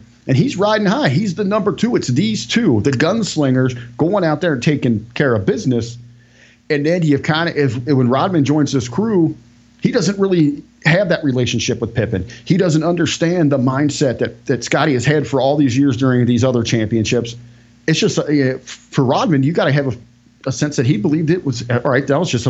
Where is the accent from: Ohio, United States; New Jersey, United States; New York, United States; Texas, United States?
Ohio, United States; because I'm from Ohio